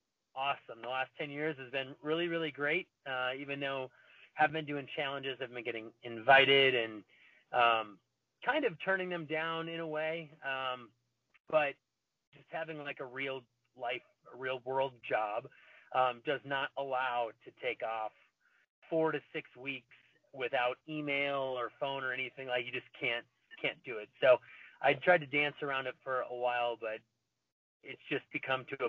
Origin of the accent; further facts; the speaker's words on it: Wisconsin, United States; moved away; I'm from Wisconsin originally